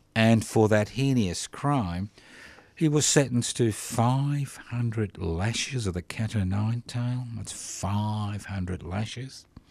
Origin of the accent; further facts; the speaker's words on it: Australia; I love being an Australian. I was born in this country